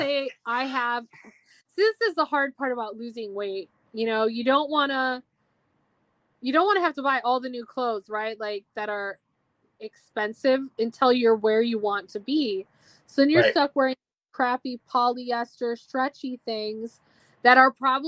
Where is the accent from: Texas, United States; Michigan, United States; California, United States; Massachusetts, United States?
Massachusetts, United States; Boston; accent: Boston; my Boston accent, which I didn't even know I had